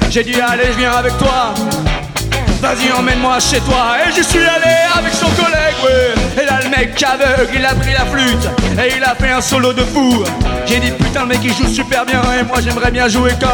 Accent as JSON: {"language": "French", "country": "France", "said": "je viens de France pour t'acheter une flûte."}